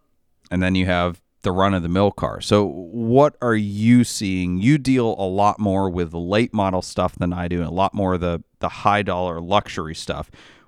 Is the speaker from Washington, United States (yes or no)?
no; Maine, United States; I grew up in Maine. I do not have an accent.